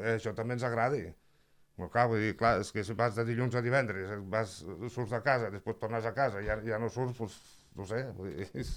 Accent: La Granadella, Catalonia, Spain; jo sóc de, soc de la Granadella

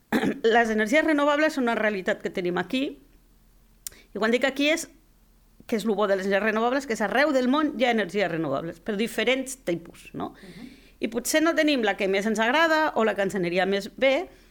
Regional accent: Barcelona, Catalonia, Spain; moved away as an adult; now in Lleida, Spain; la gent que venim de Barcelona

